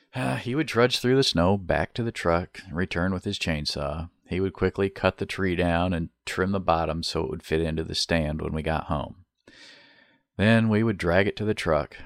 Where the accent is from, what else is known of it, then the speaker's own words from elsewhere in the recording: Beaver Island, Michigan, United States; growing up on Beaver Island